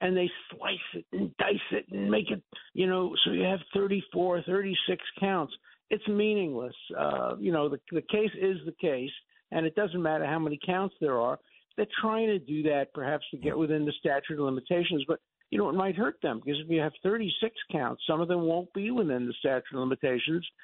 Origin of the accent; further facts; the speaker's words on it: New York City, New York, United States; I grew up in Borough Park in Brooklyn